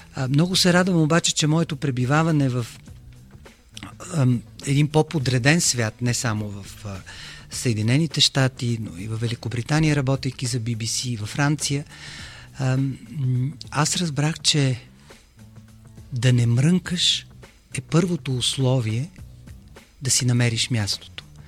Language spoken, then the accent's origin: Bulgarian; Bulgaria; аз съм единственият българин в тази медия